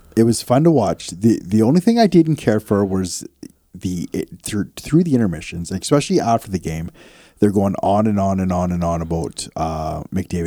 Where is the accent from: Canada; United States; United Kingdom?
Canada; accent: Canadian; do we have a Canadian accent